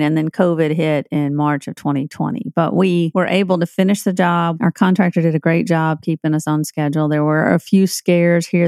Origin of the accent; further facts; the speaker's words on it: Tennessee, United States; I'm from Tennessee